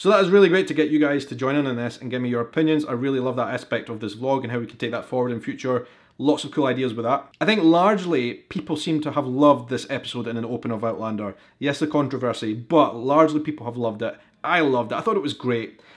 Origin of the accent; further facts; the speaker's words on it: Edinburgh, Scotland, United Kingdom; I am a vlogger from Edinburgh in Scotland